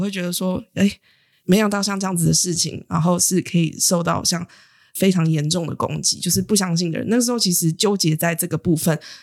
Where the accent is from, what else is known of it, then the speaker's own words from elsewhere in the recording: Taiwan; 出生在台湾其实是很幸运的事情